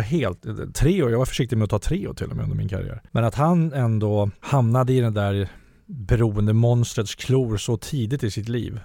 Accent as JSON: {"language": "Swedish", "town": "Huddinge", "region": "Stockholm County", "country": "Sweden", "said": "jag kommer från Vårby Gård."}